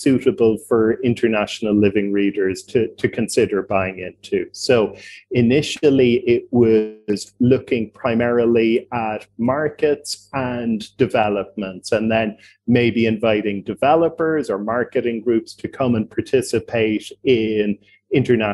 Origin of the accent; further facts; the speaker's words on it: Cork, Munster, Ireland; accent: Irish; I got started in real estate in my home country of Ireland and my home city of Cork